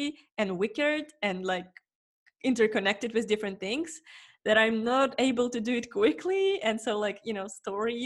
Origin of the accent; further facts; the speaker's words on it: Ukraine; moved away as an adult; I'm also from Ukraine